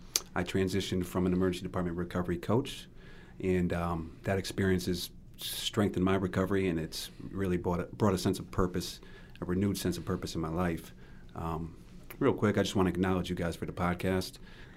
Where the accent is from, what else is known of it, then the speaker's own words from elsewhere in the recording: Middletown, Connecticut, United States; also born or lived in Cromwell, Connecticut; I am originally from Caramo, Connecticut, but if you ask me, I would say I'm from Middletown because it sounded better and because a lot of my adolescence and Young adulthood was spent in Middletown